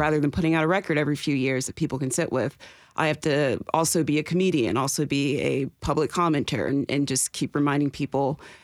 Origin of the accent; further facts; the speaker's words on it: the South, Southern United States, United States; as a Southern Black woman